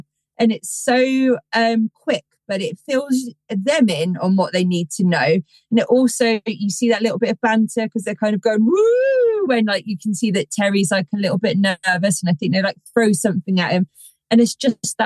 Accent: Somerset, South West England, United Kingdom; I grew up in Somerset, which is full of lore and legends and all of it

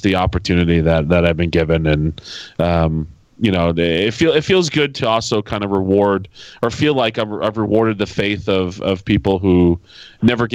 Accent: Derry, New Hampshire, United States; my hometown, Derry, New Hampshire.

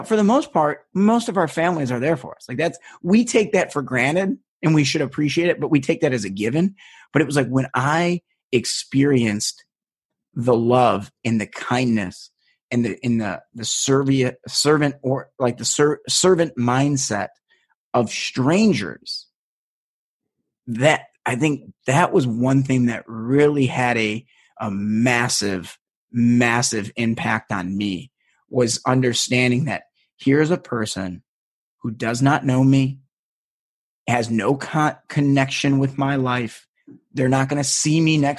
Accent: United States; I'm American

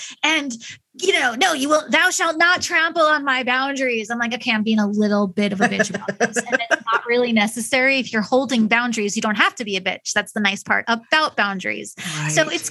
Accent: New York, United States; now in Midwest, United States; I'm from New York, so I was not raised with the value of honesty, but I was raised with the value of be direct.

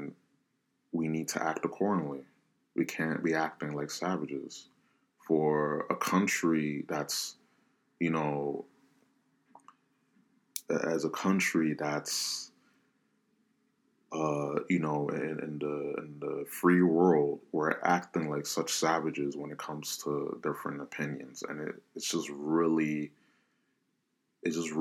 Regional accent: United States; I'm Hispanic, you know, minority, Black Hispanic, you know, whatever. I'm an American first

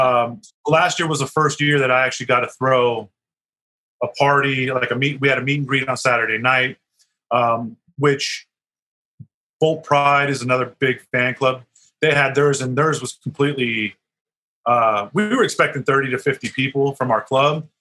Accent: Las Vegas, Nevada, United States; also born or lived in San Diego; to Vegas in '91, I grew up here

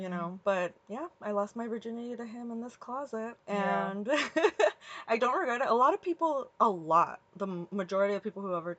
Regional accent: Costa Mesa, California, United States; We grew up in Costa Mesa, but in this apartment that we're in right now, it's basically my childhood home.

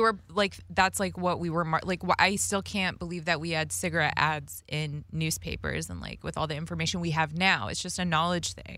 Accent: Las Vegas, Nevada, United States; I grew up in Vegas, like, listening to rap and hip hop as a kid

